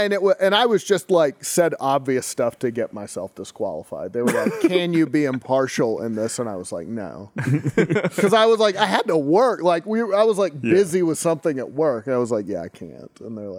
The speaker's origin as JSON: {"language": "English", "country": "United States", "said": "because I'm American."}